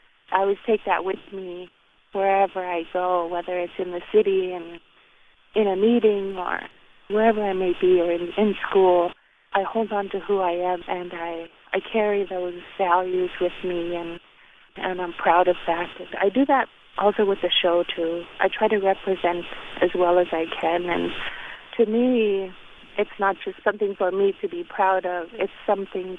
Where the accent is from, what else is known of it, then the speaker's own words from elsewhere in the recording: Beaver, Alaska, United States; I'm actually talking to you from my childhood home in my village of Beaver, and it's along the Yukon River up in the interior of Alaska.